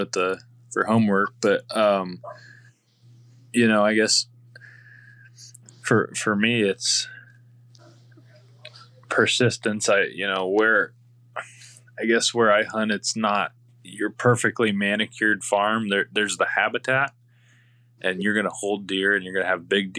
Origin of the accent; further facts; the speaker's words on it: Iowa, United States; I'm obviously born and raised in Iowa